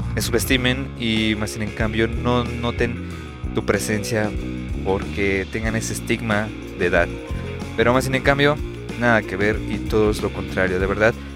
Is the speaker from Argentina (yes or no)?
no; Mexico; mi país son temas este país, México